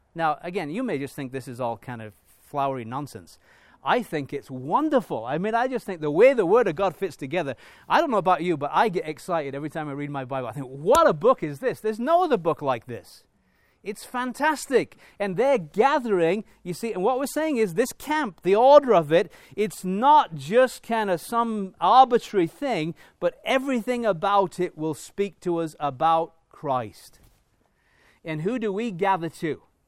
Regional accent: England, United Kingdom; moved away; as an Englishman, if I go back to England

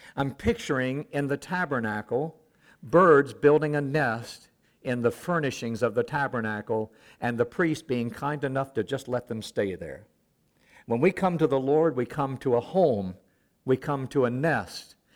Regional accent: the South, United States; also born or lived in Africa; I'm from the South.

